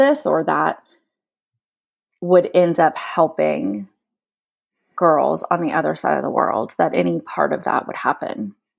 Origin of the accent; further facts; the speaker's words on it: United States; now in Kenya; just because we're here and we're American